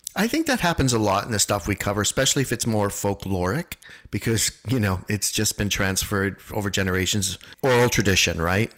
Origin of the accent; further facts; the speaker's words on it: New England, United States; I'm from New England